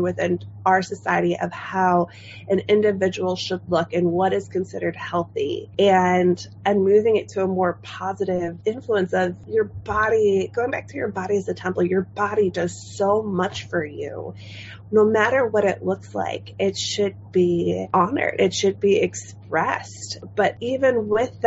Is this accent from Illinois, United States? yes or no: yes; Chicago, Illinois, United States; moved away as an adult; now in Hanover, United States; I'm originally from the Midwest and, you know, love being from Chicago